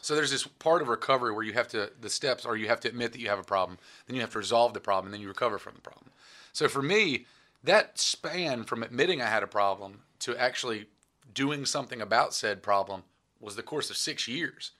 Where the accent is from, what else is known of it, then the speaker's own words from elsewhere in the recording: Reidsville, North Carolina, United States; I'm from Reedsville, North Carolina